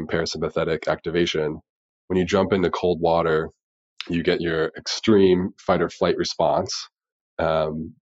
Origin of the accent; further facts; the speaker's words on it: Dayton, Ohio, United States; growing up in Dayton, Ohio